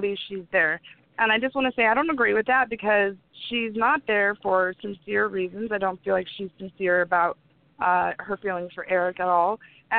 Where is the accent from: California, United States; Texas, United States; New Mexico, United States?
California, United States; now in Arizona, United States; I grew up in California, Southern California.